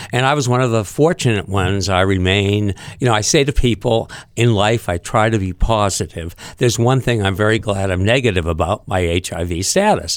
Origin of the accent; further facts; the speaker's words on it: Concord, New Hampshire, United States; moved away as an adult; also born or lived in Hollywood; growing up in Concord